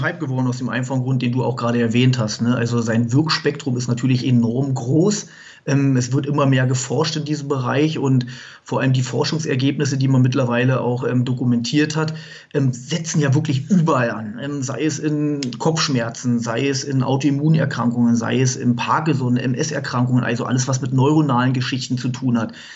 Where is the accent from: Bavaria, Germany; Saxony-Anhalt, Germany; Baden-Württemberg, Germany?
Bavaria, Germany; Munich area; wir kommen ja aus dem Raum München